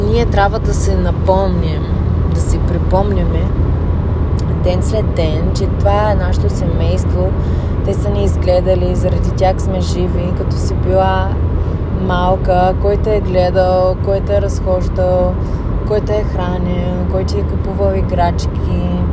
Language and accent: Bulgarian; Bulgaria; Ние, особено като българи